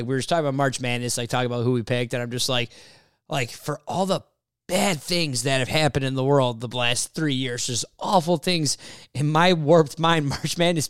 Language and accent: English; United States; I'm American.